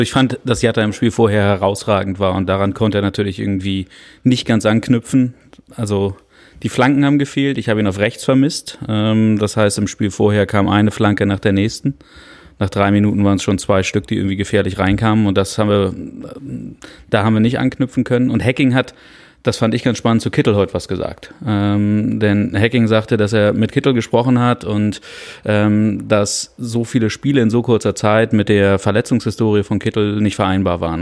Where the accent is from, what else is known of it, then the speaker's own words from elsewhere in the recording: Hamburg, Germany; Ich bin in Hamburg geboren